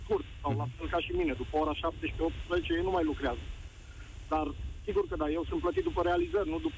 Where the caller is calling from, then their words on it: Cluj-Napoca, Cluj County, Romania; Salut, Nicu, sunt din Cluj.